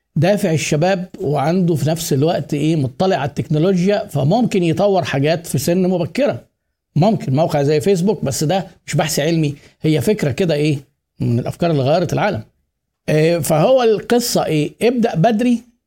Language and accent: Arabic; Egypt; إحنا عندنا في مصر